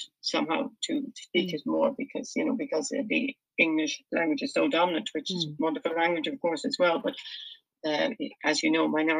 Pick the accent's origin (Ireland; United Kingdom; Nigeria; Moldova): Ireland; Dublin, Leinster; moved away as an adult; also born or lived in Kilkenny; now in County Clare, Ireland; I did start off in Dublin, as in I grew up in Dublin, but my parents were both from this part of the country, really west of Ireland, so I knew this area quite well. And after living with my husband in Kilkenny for a while, we moved here to County Clare. About 17 years ago, maybe.